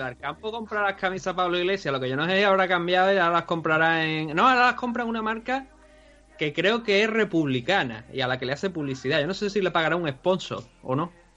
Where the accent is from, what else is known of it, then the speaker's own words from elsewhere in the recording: Cádiz, Andalusia, Spain; yo soy de Cádiz, Cádiz